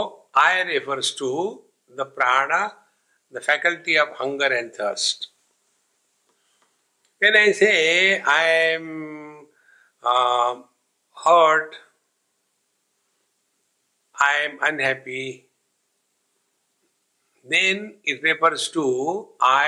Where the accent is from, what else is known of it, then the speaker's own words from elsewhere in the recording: India; I am Indian, here I refers to the nationality that I have.